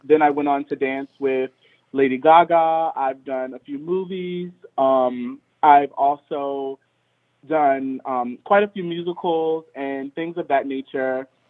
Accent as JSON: {"language": "English", "town": "Richmond", "region": "Virginia", "country": "United States", "tie": "born or raised there", "said": "I grew up in Richmond, Virginia"}